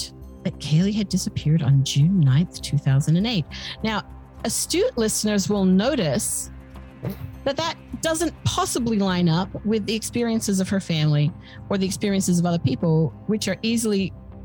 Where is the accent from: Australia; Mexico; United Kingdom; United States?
Australia; as an Australian